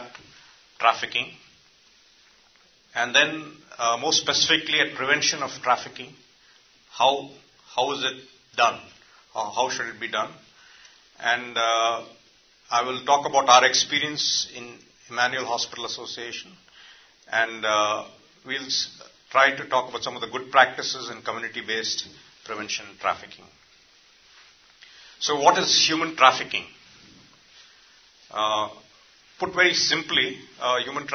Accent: India; I come from India

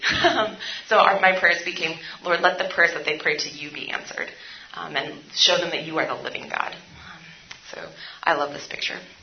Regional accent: San Francisco, California, United States; also born or lived in India; I'm from San Francisco, and we have a really large homeless population.

